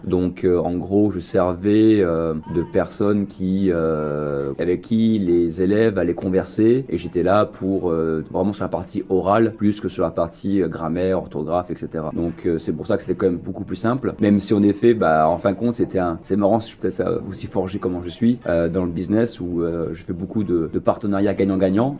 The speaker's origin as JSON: {"language": "French", "town": "Rochefort", "region": "Nouvelle-Aquitaine", "country": "France", "tie": "born or raised there", "also_born_or_lived": "Bordeaux / Chicago / Peru", "moved": "as an adult", "lives_now": "Toronto, Canada", "said": "Donc je suis français en effet. Moi suis né à Rochefort, 84"}